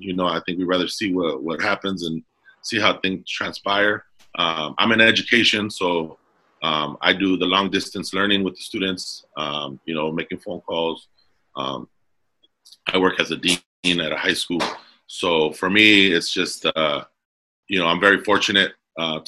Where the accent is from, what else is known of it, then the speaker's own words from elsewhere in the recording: Commerce, California, United States; also born or lived in Alhambra, California; I grew up in Southeast Los Angeles, City of Commerce